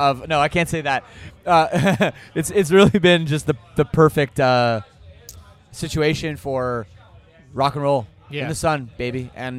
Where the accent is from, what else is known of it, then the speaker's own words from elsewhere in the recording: Toronto, Ontario, Canada; And being that I'm from Toronto, I have a pretty crazy personal